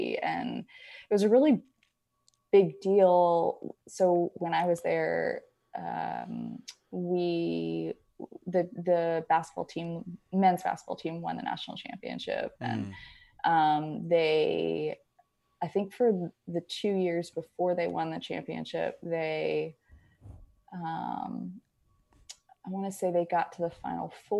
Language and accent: English; Prince Frederick, Maryland, United States; also born or lived in Annapolis, Maryland; I grew up in Maryland. I was born in Annapolis and then grew up in a city called Prince Frederick